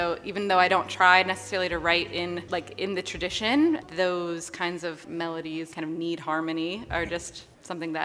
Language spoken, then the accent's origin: English; Virginia, United States; I grew up in Virginia